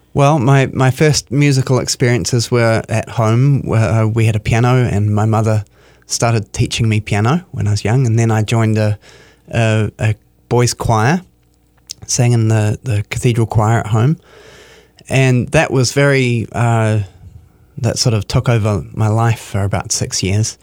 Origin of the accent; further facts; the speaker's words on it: New Zealand; moved away as an adult; now in Minneapolis, United States; I'm from New Zealand.